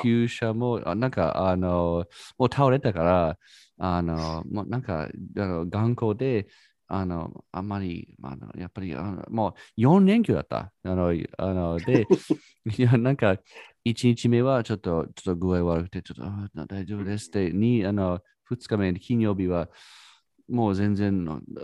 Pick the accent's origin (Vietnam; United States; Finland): United States; Japanese is a second language; now in Japan; 私はアメリカ人だから